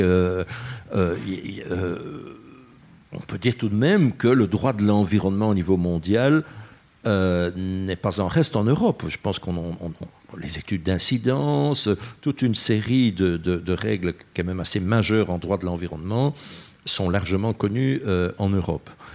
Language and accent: French; Brussels, Brussels-Capital Region, Belgium; je suis bruxellois